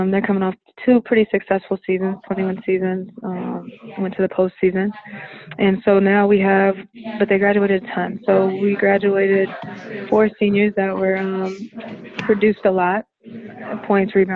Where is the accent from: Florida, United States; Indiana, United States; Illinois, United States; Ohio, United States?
Indiana, United States; also born or lived in North Carolina; now in Miami, United States; I'm from Indiana